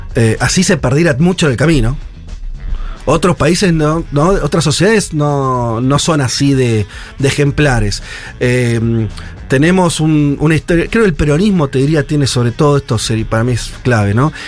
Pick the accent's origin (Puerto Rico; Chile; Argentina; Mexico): Argentina